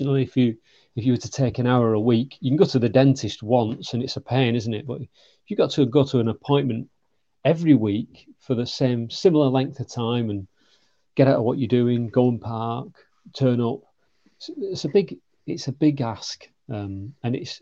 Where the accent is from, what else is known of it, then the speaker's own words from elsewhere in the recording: the north of England, United Kingdom; accent: northern; moved away; also born or lived in London / South Coast / Manchester; as you can tell by my accent, I'm a northerner